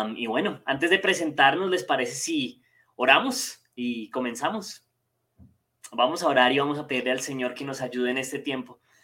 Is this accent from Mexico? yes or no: no; Colombia; soy colombiano, estoy desde Colombia